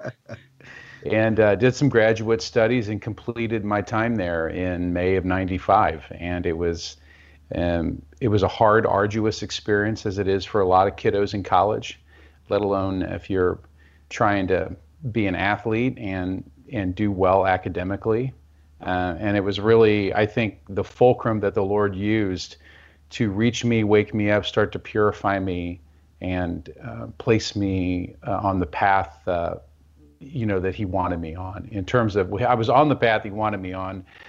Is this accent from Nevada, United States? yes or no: no; Kansas City, Missouri, United States; I'm from Kansas City, Missouri